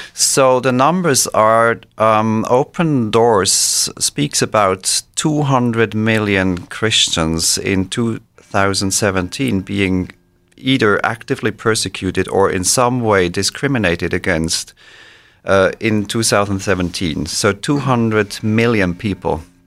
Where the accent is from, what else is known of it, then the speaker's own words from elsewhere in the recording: Switzerland; moved away as an adult; also born or lived in Israel / Boston, United States / Norway / Belgium; now in United States; I grew up in Switzerland and then moved away from Switzerland after completion of my studies.